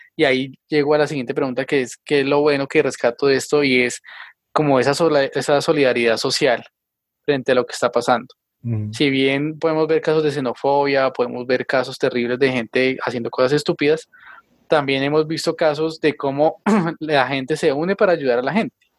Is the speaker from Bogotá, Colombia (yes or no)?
no; Tabio, Cundinamarca, Colombia; aquí en Tabio, en mi pueblo